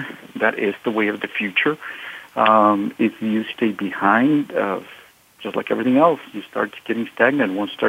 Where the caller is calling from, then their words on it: San Jose, California, United States; I'm calling from San Jose, California.